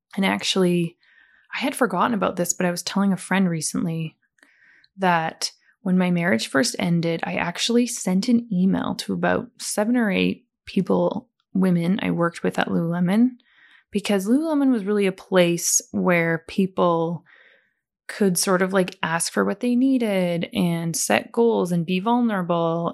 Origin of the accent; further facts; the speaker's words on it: Calgary, Alberta, Canada; I was born in Calgary, which is Western Canada, near the beautiful mountains of Banff